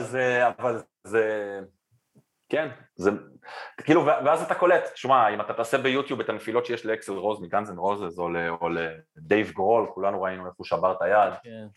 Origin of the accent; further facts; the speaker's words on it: Israel; אנחנו ישראלים עדיין בסוף היום